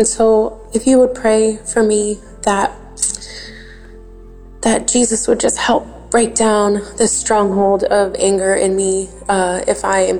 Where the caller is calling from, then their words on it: Grand Coulee, Washington, United States; I'm calling from Grand Coulee, Washington.